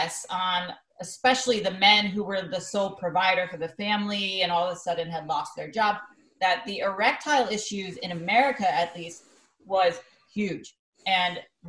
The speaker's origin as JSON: {"language": "English", "town": "Greenwich", "region": "Connecticut", "country": "United States", "tie": "born or raised there", "said": "my hometown of Greenwich, Connecticut"}